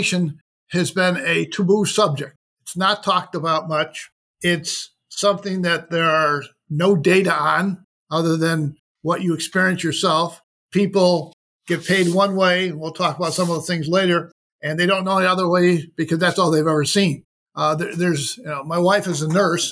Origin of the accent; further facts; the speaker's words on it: Rochester, New York, United States; Rochester, New York, which was my hometown